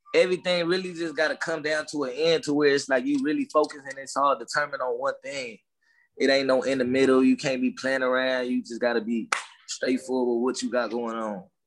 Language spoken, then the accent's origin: English; Los Angeles, California, United States; accent: down south slang; I was born in Watts